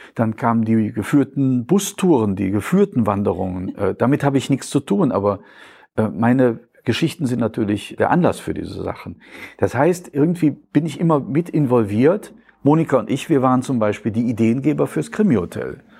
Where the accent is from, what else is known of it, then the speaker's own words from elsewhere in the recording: Mechernich, North Rhine-Westphalia, Germany; accent: Eifler Platt, Nordeifler ripuarisches Platt; moved away as an adult; also born or lived in Euskirchen / Schwerfen / Cologne; now in Hillesheim, Germany; ich bin in Euskirchen geboren und bin mit sieben Jahren nach Schwerfen gezogen und Schwerfen ist natürlich das zülpische Land, die Börde, das gehört schon fast zur Eifel. Und ich bin in Mechernich und Münstereifel aufgewachsen, zur Schule gegangen.